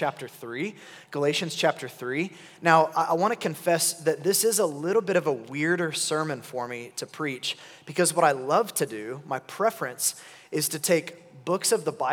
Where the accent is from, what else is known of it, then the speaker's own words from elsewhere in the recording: Oklahoma City, Oklahoma, United States; I'm from Oklahoma City, and my wife and I have been there our whole lives